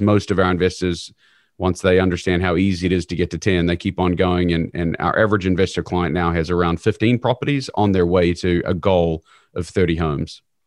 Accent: New Zealand; moved away as an adult; now in Kansas City, United States; I'm originally from New Zealand, but came over here to go to university

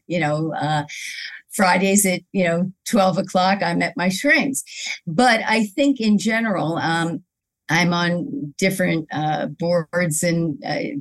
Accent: Philadelphia, Pennsylvania, United States; moved away as an adult; now in New York, United States; I grew up in Philadelphia, and then I moved to New York 37 years ago

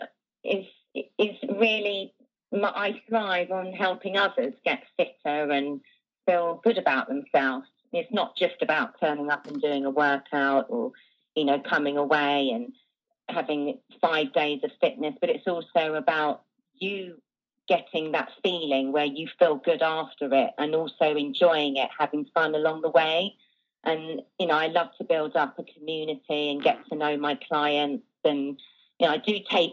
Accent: England, United Kingdom; moved away as an adult; now in Jávea, Spain; I am from England and I moved to Spain 3 years ago

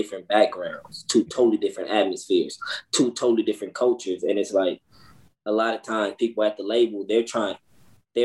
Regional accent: Los Angeles, California, United States; I'm from Los Angeles, California, 29 years old

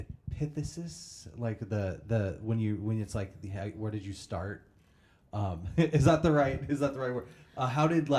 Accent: Vandalia, Illinois, United States; moved away as an adult; also born or lived in Greenville, Illinois; now in St. Louis, United States; I grew up in a small town. I grew up in Vandalia.

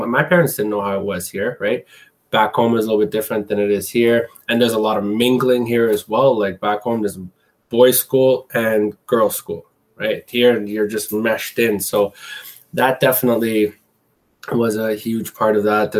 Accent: Canada; also born or lived in Middle East / Asia; growing up in Canada, it was as first generation. I can specify that because, I came here when I was about 4 or 5 years old

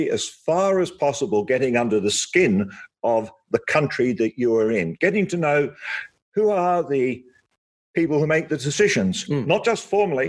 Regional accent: Australia; as an Australian diplomat

